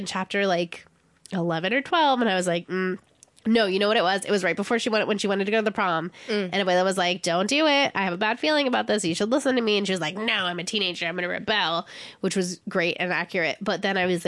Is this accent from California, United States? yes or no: yes; San Diego, California, United States; I cannot speak any Spanish, even though I grew up in San Diego